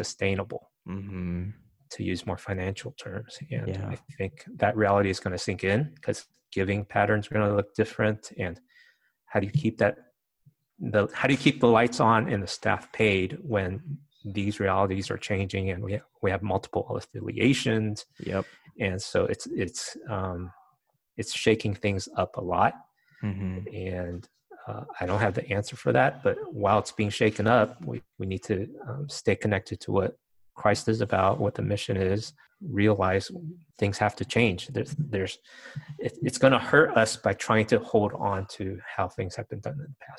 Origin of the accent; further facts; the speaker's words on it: Virginia, United States; moved away as an adult; now in California, United States; I grew up in Virginia.